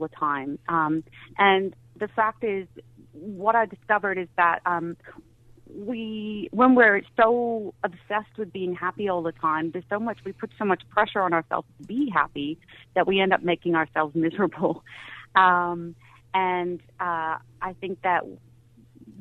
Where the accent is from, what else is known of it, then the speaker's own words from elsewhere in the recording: United States; now in Australia; growing up in the States